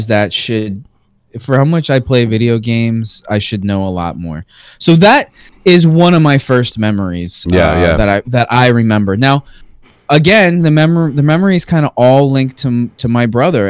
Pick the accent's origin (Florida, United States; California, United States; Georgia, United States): Florida, United States; Space Coast; We're from the Space Coast. Yeah, we're from the Space Coast.